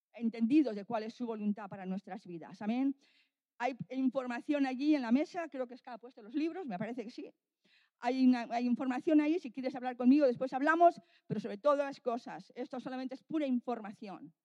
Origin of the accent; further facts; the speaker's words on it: Bilbao, Basque Country, Spain; now in Valladolid, Spain; Yo estoy en Valladolid y soy de Bilbao.